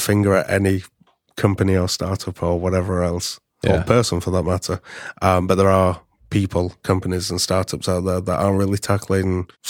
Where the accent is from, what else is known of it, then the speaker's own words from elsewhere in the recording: Yorkshire and the Humber, United Kingdom; So I'm from the UK. Mm-hmm. 4 hours north from London. It's not London. Don't say it's London. It's hours north.